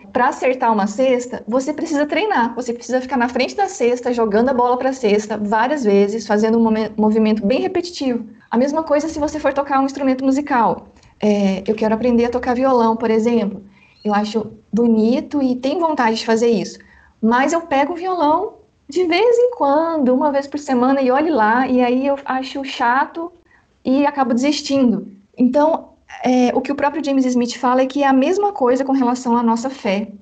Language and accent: Portuguese; Paraná, Brazil; now in Belo Horizonte, Brazil; eu sou do Paraná e moro em Belo Horizonte, Minas Gerais.